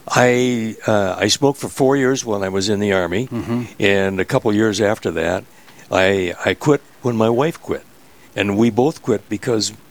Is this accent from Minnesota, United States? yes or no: yes; Graceville, Minnesota, United States; Where are you from originally? Graceville, Minnesota. And when did you come to this this area? I moved here after I graduated from college, and uh, that was in 1957.